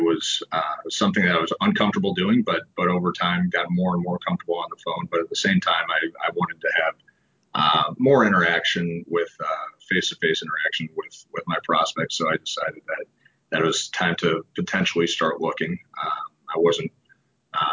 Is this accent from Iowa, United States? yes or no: no; St. Louis, Missouri, United States; Born and raised in St. Louis